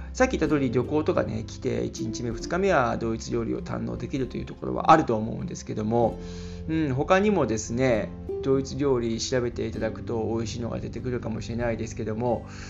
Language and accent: Japanese; Japan; moved away as an adult; now in Germany; 日本で生まれ育った僕